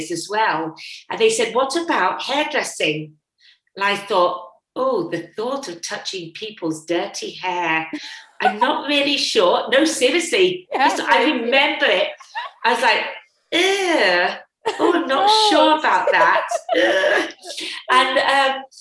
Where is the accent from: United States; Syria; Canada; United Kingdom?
United Kingdom; England; moved away as an adult; now in Australia; Being English